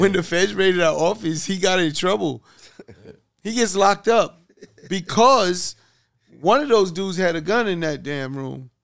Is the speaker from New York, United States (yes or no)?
yes; New York City, New York, United States; we grew up in Hollis, Queens